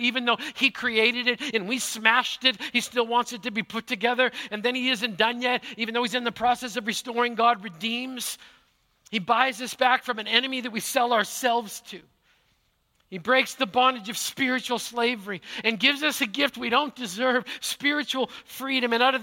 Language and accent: English; Manitoba, Canada; now in Pacific Northwest, United States; Growing up in Manitoba